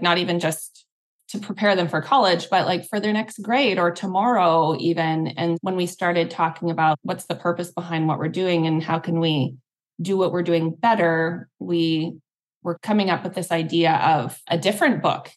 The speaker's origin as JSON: {"language": "English", "country": "Canada", "also_born_or_lived": "Singapore", "moved": "yes", "lives_now": "Hawaii, United States", "said": "I'm Canadian, but we're both international movers"}